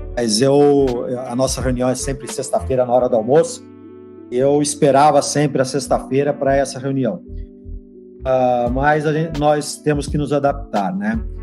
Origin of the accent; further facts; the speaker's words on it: Santos, São Paulo, Brazil; eu sou Santista, né? Santista de nascimento e Santista de clube